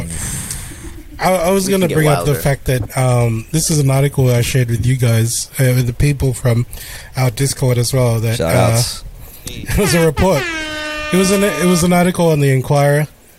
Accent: Philippines; because you know I'm Filipino.

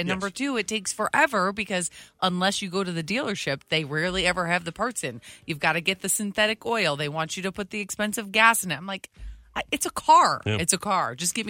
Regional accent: Detroit, Michigan, United States; I grew up in Detroit.

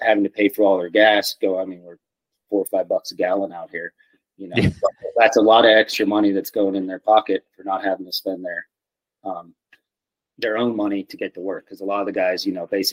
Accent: Pennsylvania, United States; moved away as an adult; now in Lake Tahoe, United States; originally I'm from Pennsylvania on the East Coast.

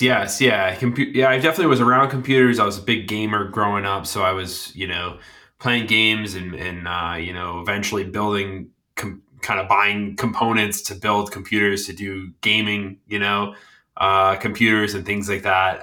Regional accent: Cranston, Rhode Island, United States; now in Massachusetts, United States; I grew up in Cranston, Rhode Island

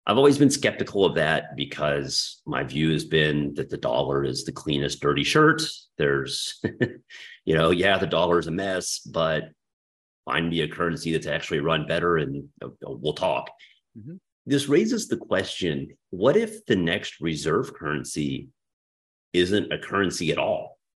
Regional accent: Texas, United States; I mean, I am from Texas. That's not that far fetched.

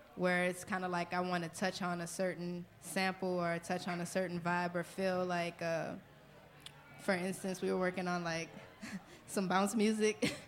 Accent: New Orleans, Louisiana, United States; I'm from New Orleans

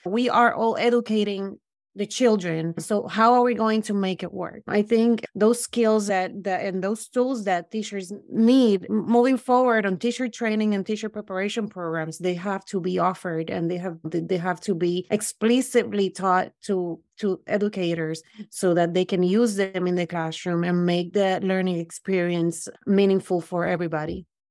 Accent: Puerto Rico; moved away as an adult; also born or lived in Brooklyn; now in United States; I grew up in Puerto Rico

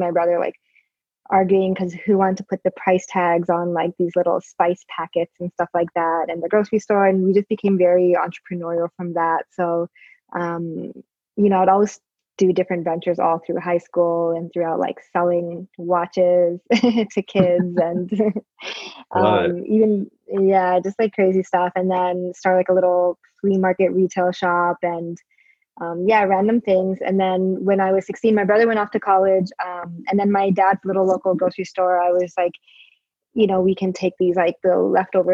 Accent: Toronto, Ontario, Canada; moved away as an adult; also born or lived in Saudi Arabia / New York; So I grew up in Toronto. I'm originally Pakistani, and I was born in Saudi Arabia. And I came to Toronto when I was three.

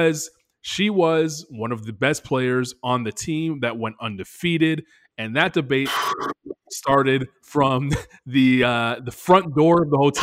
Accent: Canada; now in Charlotte, United States; I am a Canadian

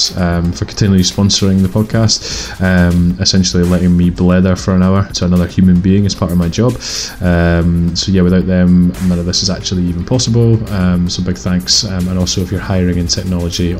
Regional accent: Edinburgh, Scotland, United Kingdom; I'm from Edinburgh

